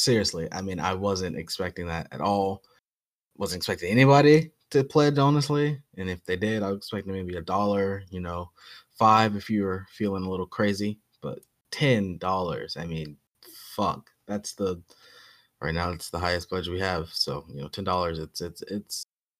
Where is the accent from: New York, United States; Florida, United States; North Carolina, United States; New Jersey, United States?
New York, United States; as a New Yorker